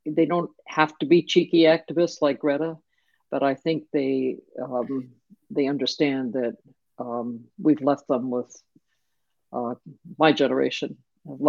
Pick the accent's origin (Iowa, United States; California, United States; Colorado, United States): Iowa, United States; Denison; I grew up in Denison, Iowa, that was all white